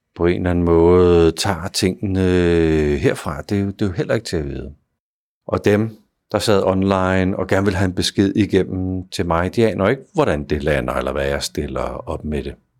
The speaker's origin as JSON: {"language": "Danish", "country": "Denmark", "said": "vi gør det på som danskere"}